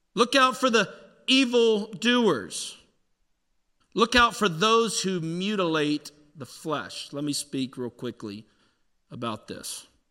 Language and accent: English; Pittsburgh, Pennsylvania, United States; accent: Yinzer; I'm from Pittsburgh. This Yinzer accent's